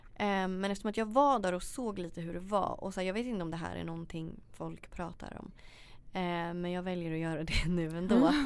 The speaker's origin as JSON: {"language": "Swedish", "country": "Sweden", "also_born_or_lived": "Australia", "said": "hur vi lever här hemma i Sverige"}